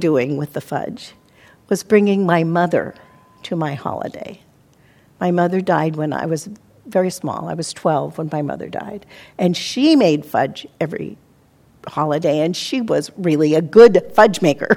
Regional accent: Montana, United States; now in California, United States; as a child, I grew up in Montana where it did snow and we had icicles

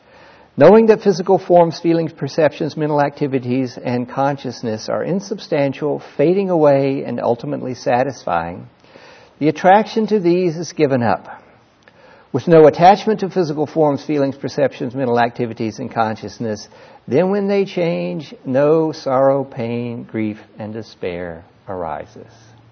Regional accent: California, United States; also born or lived in Mississippi; I'm a Californian. Right? I'm an ex-Mississippian.

